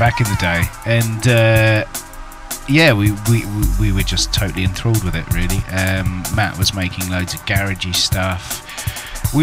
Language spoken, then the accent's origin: English; Cambridge, East of England, United Kingdom; Cambridge, and born and bred.